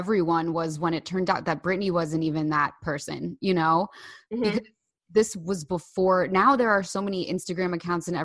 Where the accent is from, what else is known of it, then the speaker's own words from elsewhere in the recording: Bay Head, New Jersey, United States; I grew up in Bayhead